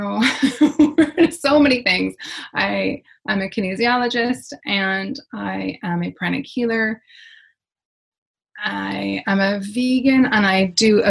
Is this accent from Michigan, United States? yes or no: yes; Michigan, United States; moved away as an adult; now in Ireland; I grew up in Michigan